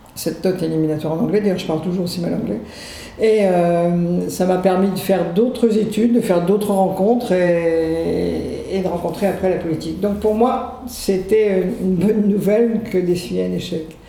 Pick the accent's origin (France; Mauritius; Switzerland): France; Saint-Brieuc, Brittany; also born or lived in Loudéac / Versailles / Rennes; now in Morlaix, France; je suis née à Loudéac dans les Côtes d'Armor. Euh, ensuite, je, suis allée à l'école à Saint-Brieuc